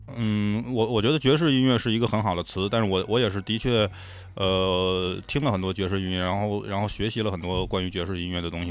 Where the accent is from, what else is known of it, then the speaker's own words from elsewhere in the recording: China; 这个东西只有我中国人能干得了